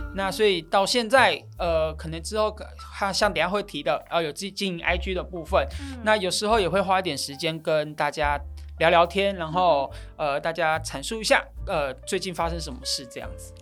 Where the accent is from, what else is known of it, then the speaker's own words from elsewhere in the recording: Taitung County, Taiwan; moved away; 我是台东人